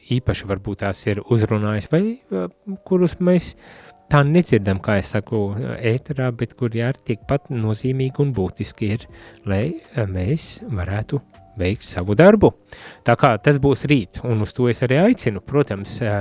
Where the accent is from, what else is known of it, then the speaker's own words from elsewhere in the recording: Riga area, Latvia; also born or lived in Courland; es no Rīgas puses un sevi vairāk par kurzemnieku uzskatu